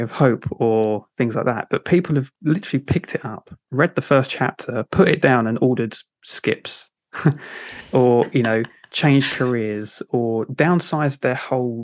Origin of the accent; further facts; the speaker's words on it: London, United Kingdom; accent: Cockney; I've kind of grew up in South London and travelled the world a little bit, but I've still kept my Cockney tones